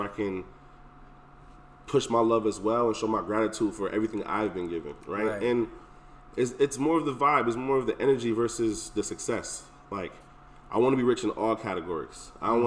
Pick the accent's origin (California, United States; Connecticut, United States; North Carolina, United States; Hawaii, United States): Connecticut, United States; Hartford; we grew up in Hartford, you know, went to schools everywhere